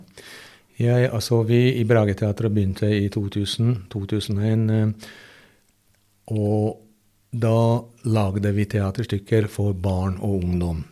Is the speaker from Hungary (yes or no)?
yes; Hungary; Norwegian is a second language; moved away as an adult; also born or lived in Budapest; now in Norway; i hjembyen min